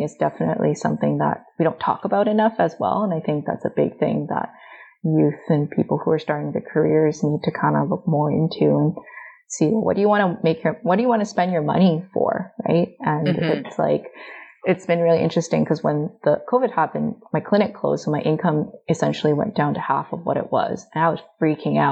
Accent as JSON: {"language": "English", "town": "Vancouver", "region": "British Columbia", "country": "Canada", "tie": "born or raised there", "said": "I was lucky growing up in Vancouver that I've never really experienced overt racism"}